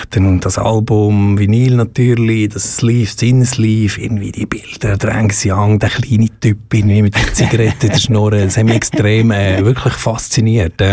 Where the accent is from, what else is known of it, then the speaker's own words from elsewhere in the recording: Valais, Switzerland; accent: Upper Valais dialect; dass es ein paar Oberwalder gibt, wo, wo, wo vielleicht noch so ein bisschen ein Mühe von meinem Oberwalder Dialekt, wenn sie am Radio äh, hören, wo, wo das noch erkennen, dass das ein Oberwalder ist